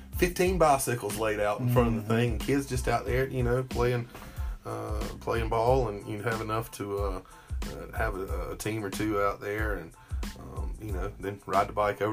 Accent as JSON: {"language": "English", "town": "Abbeville", "region": "South Carolina", "country": "United States", "tie": "born or raised there", "said": "Correct. Abbeville Hospital. I'm an OG."}